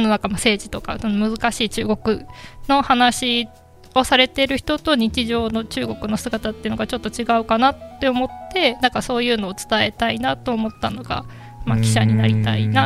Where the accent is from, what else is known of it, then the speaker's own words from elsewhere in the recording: Mie, Japan; moved away as an adult; also born or lived in Tokyo / China; 田舎からあの三重県出身な